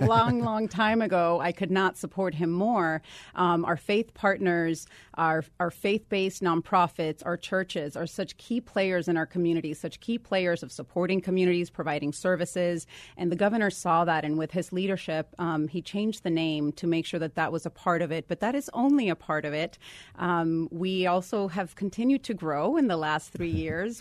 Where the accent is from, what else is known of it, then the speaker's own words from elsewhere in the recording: Guaynabo, Puerto Rico; moved away as an adult; also born or lived in Dallas, Texas / Washington, D.C.; I am a native of Puerto Rico. I grew up there, went to high school there, and then came to do college in the mainland